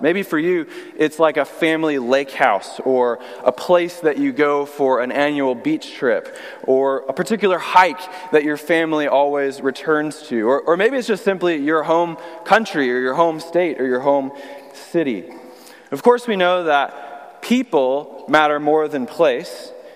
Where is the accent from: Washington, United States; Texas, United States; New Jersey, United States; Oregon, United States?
Texas, United States; Austin; moved away as an adult; also born or lived in Illinois / North Carolina / Burlington, Vermont / Bayside, Queens, New York; now in New York, United States; I'm originally from Austin, Texas, is where I grew up my whole life